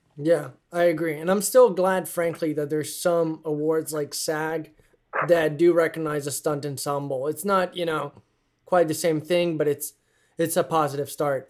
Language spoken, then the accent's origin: English; Italy; I'm from Italy, and I remember growing up with a lot of passion